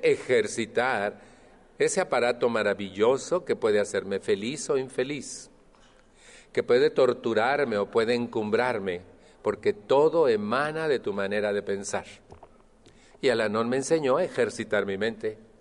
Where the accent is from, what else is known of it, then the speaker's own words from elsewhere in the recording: Mexico; moved away; estoy refiriéndome a México, de donde yo vengo